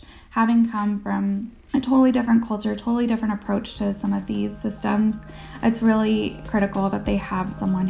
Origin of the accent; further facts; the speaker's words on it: United States; as an American who grew up here